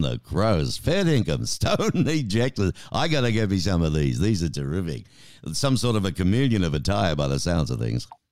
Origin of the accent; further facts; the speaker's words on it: Australia; now in Tucson, United States; being an Aussie